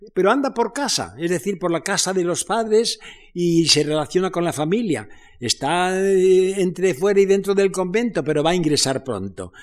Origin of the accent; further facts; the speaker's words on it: Spain; moved away as an adult; also born or lived in France; yo en el exilio, porque me exilié de España